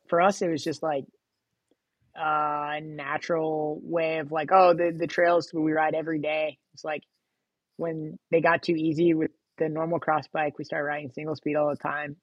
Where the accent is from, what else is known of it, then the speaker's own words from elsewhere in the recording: Sacramento, California, United States; also born or lived in Los Angeles, California; I've lived here pretty much uh, most of my formative years from like middle school on.